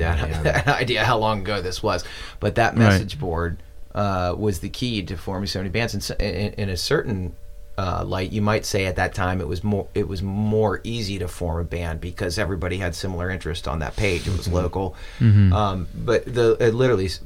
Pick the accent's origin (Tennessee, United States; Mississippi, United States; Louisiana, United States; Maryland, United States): Maryland, United States; I grew up in Maryland